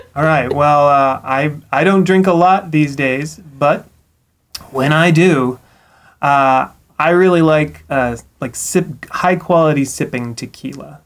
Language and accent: English; Eugene, Oregon, United States; I was born in Eugene, so I'm a duck at heart